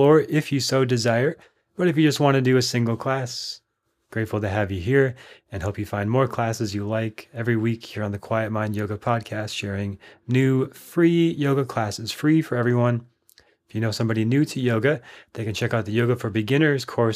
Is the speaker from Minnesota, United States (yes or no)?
yes; Minnesota, United States; now in Austin, United States; When I grew up in Minnesota